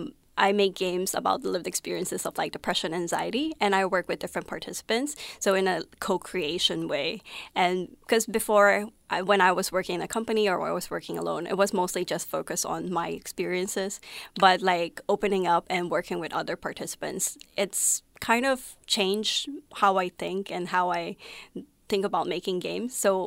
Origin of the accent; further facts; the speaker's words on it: Philippines; also born or lived in Taiwan; now in Melbourne, Australia; So I grew up in the Philippines. I'm from Taiwan. And I always felt out of place when I was living in the Philippines and when I was living in Taiwan.